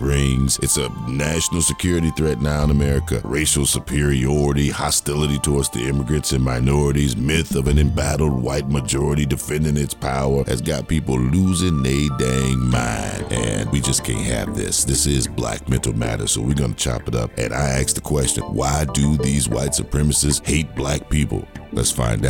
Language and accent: English; the North or Midwest, United States; moved away; I'm from the North or Midwest